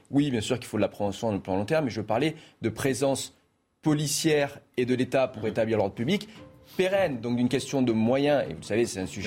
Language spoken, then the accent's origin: French; Marseille, Provence-Alpes-Côte d'Azur, France; je suis originaire de Marseille